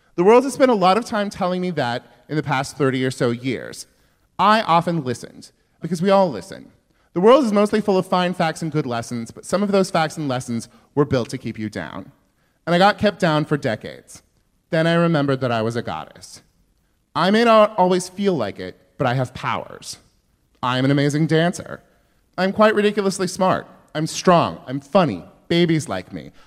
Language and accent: English; Yuba City, California, United States; my hometown is that like literally all of the white people came from Arkansas or Oklahoma